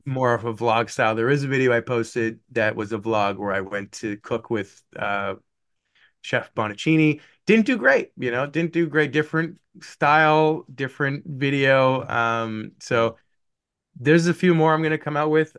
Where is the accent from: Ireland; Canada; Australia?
Canada; moved away as an adult; also born or lived in Buffalo, United States; I, being Canadian